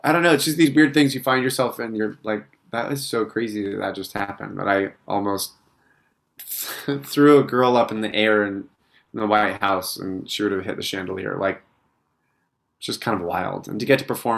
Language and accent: English; Utah, United States; now in New York, United States; growing up in Utah